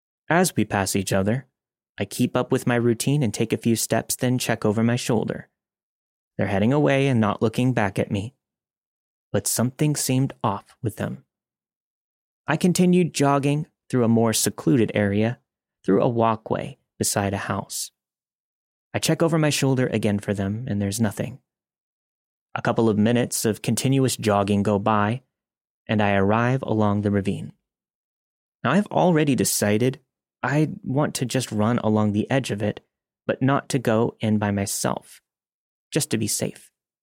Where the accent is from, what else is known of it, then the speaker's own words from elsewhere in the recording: Canada; I'm from Canada, and I live in a city that is extremely proud of its river valley and ravines